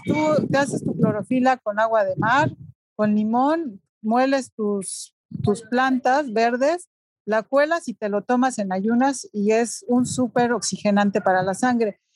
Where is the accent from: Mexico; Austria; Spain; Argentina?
Mexico; Tlaxcala; also born or lived in France; mi pueblo, que es Tlaxcala o mi ciudad